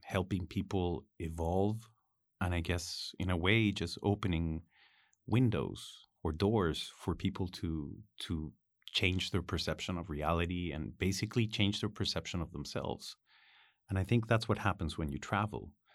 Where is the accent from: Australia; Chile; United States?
Chile; Ritoque, Valparaíso; I was born in Ritoque.